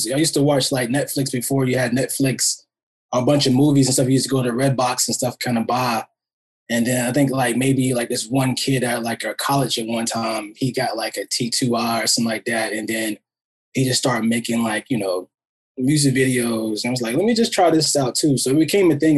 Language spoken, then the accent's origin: English; Monroe, North Carolina, United States; now in Los Angeles, United States; we grew up in Monroe, North Carolina. It's kind of like a city, a little small city outside of Charlotte